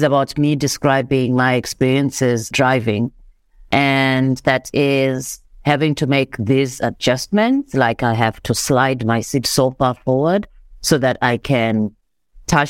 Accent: Zimbabwe; now in South Africa; I am Zimbabwean. I am a Black African woman. Well, I grew up in Zimbabwe

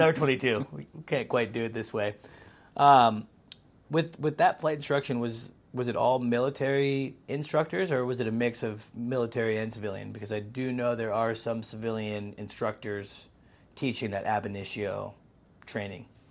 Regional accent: Pacific Northwest, United States; born or raised there

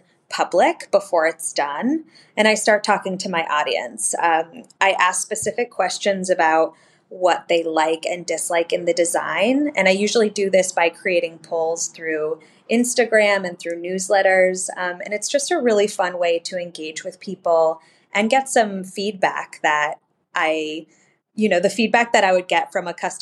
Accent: Vermont, United States; moved away; also born or lived in Montana; I grew up in Vermont

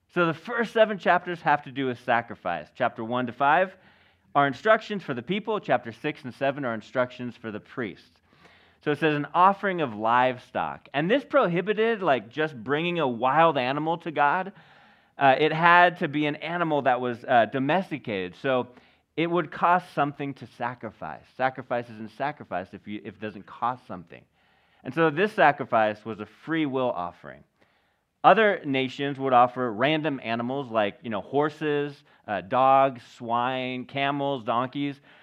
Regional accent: United States; we're American.

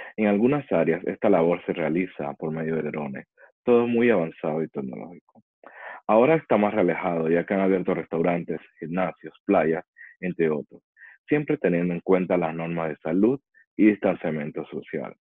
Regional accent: Panama; also born or lived in Chile; now in Dubai, United Arab Emirates; Antes de vivir aquí, estuve varios años en Chile y anteriormente en mi país, Panamá.

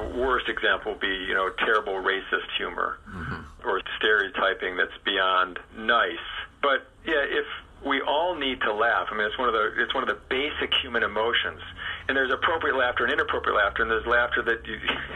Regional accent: Chicago, Illinois, United States; I grew up in Chicago.

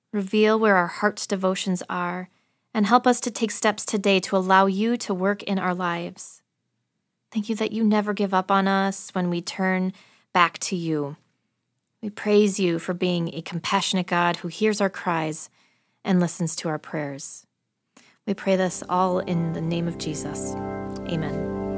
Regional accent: Wisconsin, United States; I'm from Wisconsin

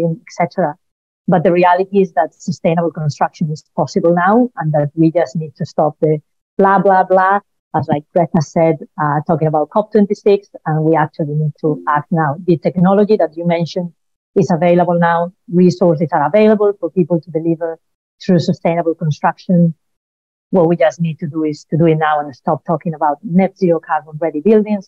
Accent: Spain; now in United Kingdom; I'm originally from Spain, as surely you can tell from my accent

